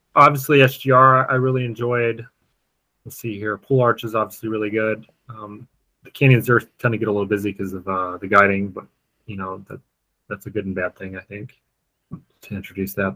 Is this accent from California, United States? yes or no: no; Colorado, United States; I grew up in uh, Colorado